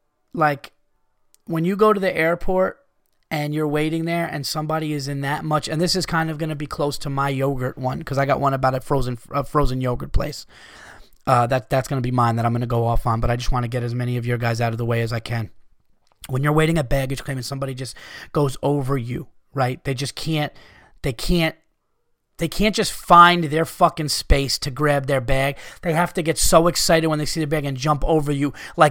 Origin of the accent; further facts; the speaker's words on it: California, United States; I was born and raised in Southern California, and I do agree with what you guys say about the West Coast.